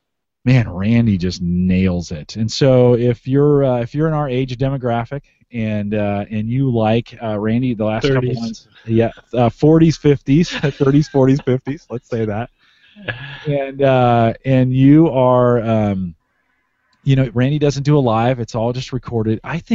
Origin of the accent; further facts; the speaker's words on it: Canada; So, I am Canadian. I'm Canadian friendly.